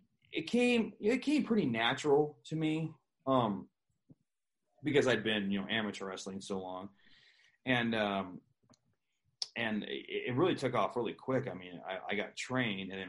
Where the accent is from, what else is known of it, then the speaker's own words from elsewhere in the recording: Pacific Northwest, United States; I'm from the Pacific Northwest. So I got to see, you know, Roddy Piper